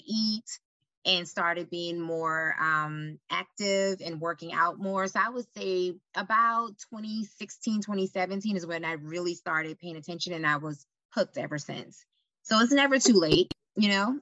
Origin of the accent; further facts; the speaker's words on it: Charleston, South Carolina, United States; moved away as an adult; now in Charlotte, United States; I'm originally from Charleston, South Carolina, born and raised there